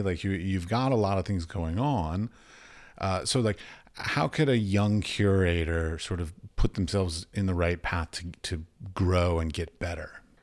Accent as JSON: {"language": "English", "country": "United States", "said": "I'm from America"}